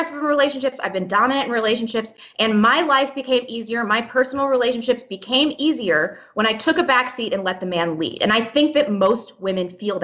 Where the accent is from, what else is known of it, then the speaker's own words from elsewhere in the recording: Midwest, United States; now in Seattle, United States; I grew up in the Midwest